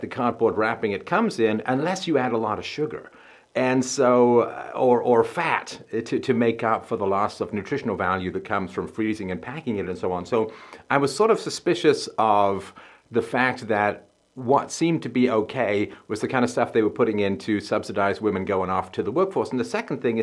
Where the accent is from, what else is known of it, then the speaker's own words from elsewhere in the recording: England, United Kingdom; moved away; I grew up in England